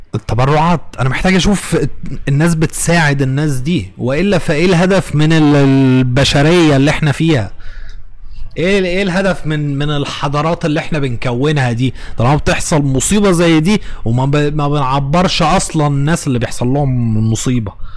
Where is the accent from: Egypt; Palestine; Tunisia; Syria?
Egypt